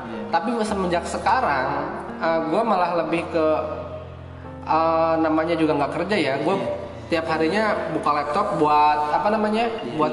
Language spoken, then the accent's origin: Indonesian; Pandeglang, Banten, Indonesia; sedangkan gue dari Pandeglang sini jauh kan